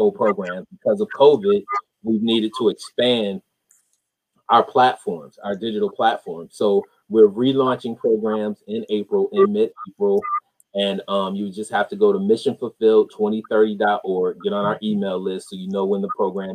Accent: Rochester, New York, United States; I grew up in Rochester, New York

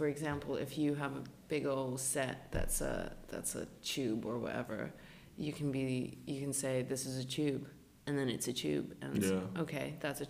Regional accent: United Kingdom; Because we're British actually people just assholes.

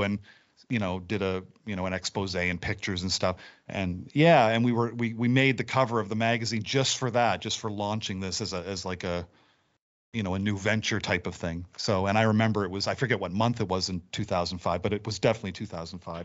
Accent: Nova Scotia, Canada; I've been born and raised in Nova Scotia, lived here all my life

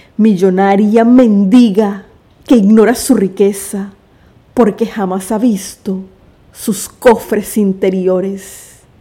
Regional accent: Chiriquí, Panama; mi tierra Chiriquí

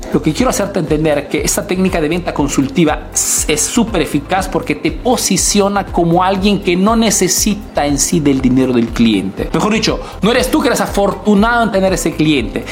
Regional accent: Peru; now in Italy

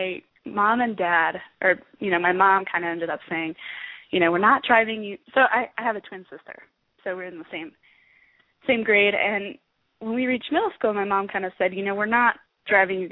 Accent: Boulder, Colorado, United States; moved away as an adult; also born or lived in Tucson, Arizona; now in Arizona, United States; I grew up in Boulder, Colorado, so, you know, cycling was very much ingrained in the culture of Boulder

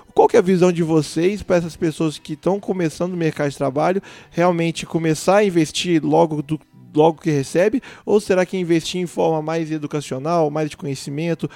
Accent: Divinópolis, Minas Gerais, Brazil; moved away as an adult; now in Itajubá, Brazil; na verdade não sou de Itajubá, sou de Divinópolis

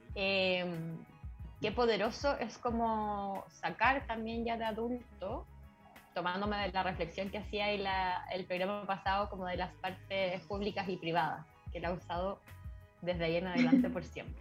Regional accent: Chile; Nací en Chile

